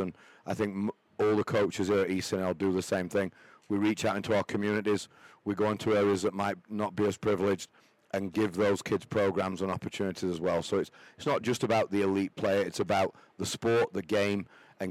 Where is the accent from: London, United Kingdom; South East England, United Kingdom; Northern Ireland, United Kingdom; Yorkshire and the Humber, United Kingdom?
Yorkshire and the Humber, United Kingdom; Doncaster; moved away as an adult; also born or lived in Charlotte, North Carolina / Austin, Texas / Dallas, Texas; now in Jacksonville, United States; I came here from England, Doncaster, England, coal mining area. My family, coal miners